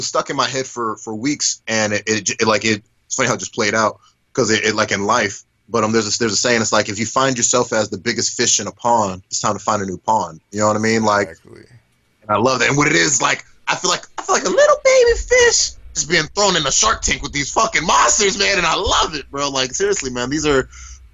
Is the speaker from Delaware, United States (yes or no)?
no; Georgia, United States; moved away as an adult; also born or lived in Florida; now in Orlando, United States; I moved from Florida to Georgia when I was six